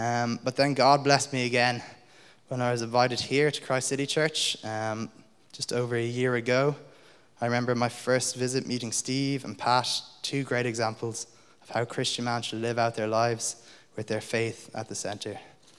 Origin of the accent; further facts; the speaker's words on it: Munster, Ireland; although I don't sound like it, I was actually born and raised in South County Limerick, not South County Dublin.